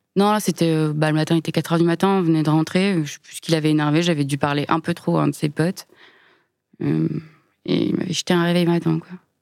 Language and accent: French; Lyon, Auvergne-Rhône-Alpes, France; je suis née à Lyon, j'ai grandi dans la banlieue